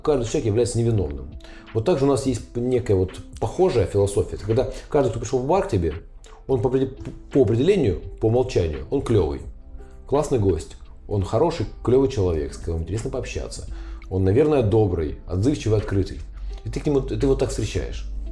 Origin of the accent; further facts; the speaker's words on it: Ukraine; now in Kazan, Russia; я украинец